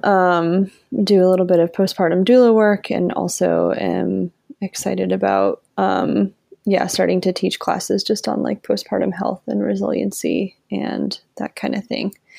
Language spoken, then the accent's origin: English; Vermont, United States; moved away as an adult; also born or lived in Rhode Island; now in Asheville, United States; I grew up in Vermont